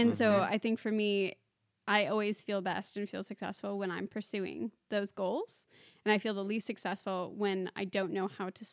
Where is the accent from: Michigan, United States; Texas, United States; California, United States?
California, United States; San Diego; moved away